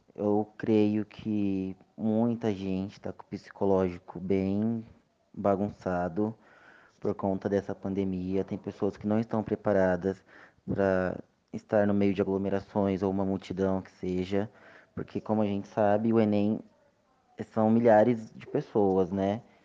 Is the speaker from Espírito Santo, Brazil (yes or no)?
yes; interior of Espírito Santo, Brazil; now in São Paulo, Brazil; Eu vim para minha cidade natal, no interior do Espírito Santo